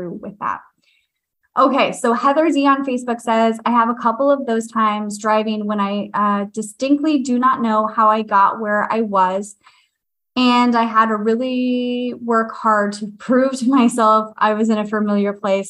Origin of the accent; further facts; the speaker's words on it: San Diego, California, United States; moved away; I grew up in San Diego